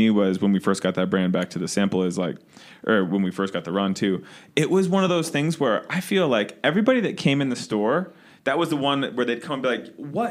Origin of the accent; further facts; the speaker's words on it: Cleveland, Ohio, United States; moved away as an adult; I'm from Cleveland.